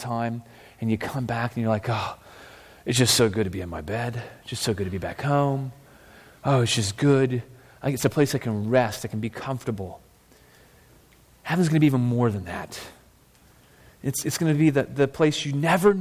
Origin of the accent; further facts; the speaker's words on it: United States; also born or lived in Vancouver, Canada; I was born in the United States. My parents were too. I'm a citizen here